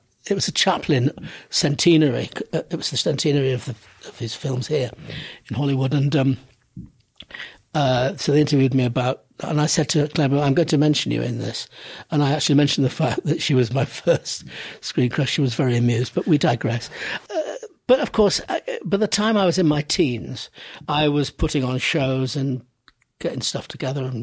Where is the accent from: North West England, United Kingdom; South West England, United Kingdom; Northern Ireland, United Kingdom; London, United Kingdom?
North West England, United Kingdom; Manchester; I grew up in Manchester